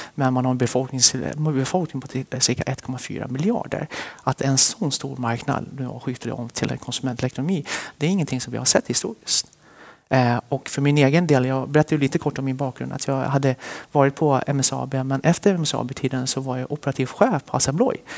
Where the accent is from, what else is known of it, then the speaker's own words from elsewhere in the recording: Västerås, Västmanland, Sweden; also born or lived in Sichuan, China; now in Stockholm, Sweden; vi flyttade till Sverige när jag var cirka sju år. Och sen dess så är jag vuxen i Västerås